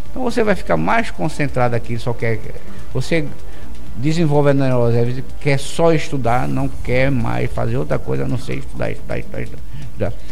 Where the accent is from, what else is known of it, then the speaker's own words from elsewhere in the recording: Brazil; nós, enquanto brasileiros, nós somos um povo muito extrovertido.